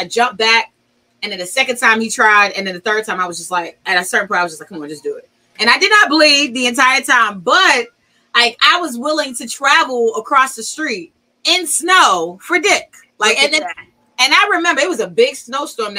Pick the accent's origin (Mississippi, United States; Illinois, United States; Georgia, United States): Illinois, United States; Chicago; I'm from Chicago.